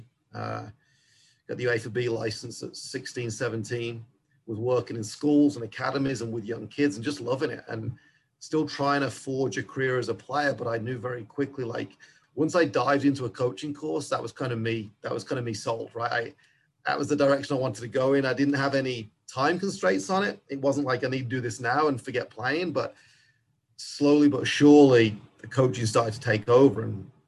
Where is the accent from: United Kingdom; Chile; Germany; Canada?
United Kingdom; England; accent: English; now in United States; like most kids growing up in England, I did want to be a pro